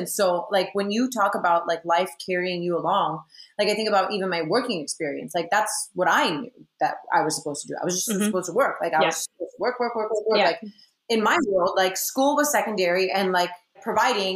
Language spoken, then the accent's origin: English; Miami, Florida, United States; I graduated from FIU, which is a wonderful university. But it's also a commuter school in my hometown